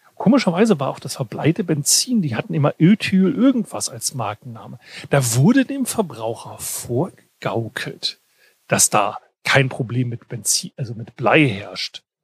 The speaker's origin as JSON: {"language": "German", "area": "Weserbergland", "region": "Lower Saxony", "country": "Germany", "moved": "yes", "said": "mein Dorf, wo ich herkomme, Weserbergland"}